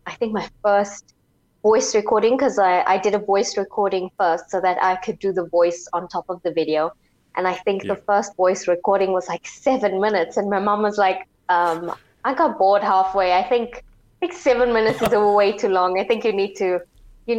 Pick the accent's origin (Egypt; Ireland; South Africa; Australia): South Africa; Johannesburg, Gauteng; I'm from Johannesburg